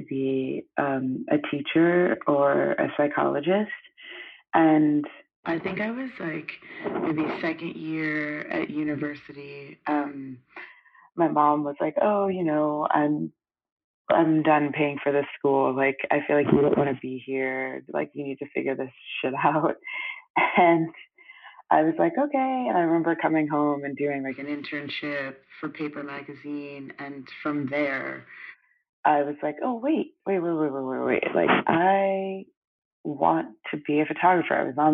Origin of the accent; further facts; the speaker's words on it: New York City, New York, United States; also born or lived in Brooklyn / Antigua; I grew up on the Upper West Side of Manhattan, New York City, and I grew up with my mom predominantly